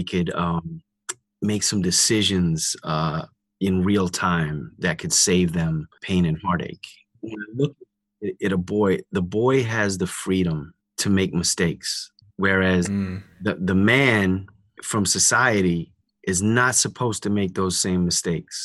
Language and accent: English; New York City, New York, United States; also born or lived in Indiana; I was raised in New York by a single mom